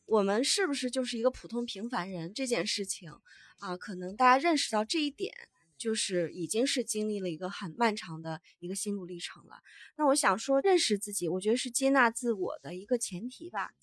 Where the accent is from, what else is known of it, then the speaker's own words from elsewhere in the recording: Northeast China, China; 我们东北人呢也非常，非常传统